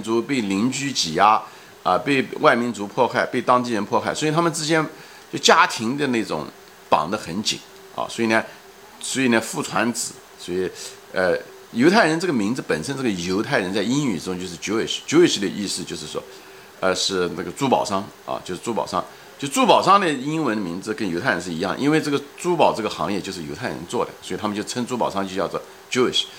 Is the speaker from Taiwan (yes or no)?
no; China; 所以这个就是为什么我们中国人在这世界上占了百分之二十的人口，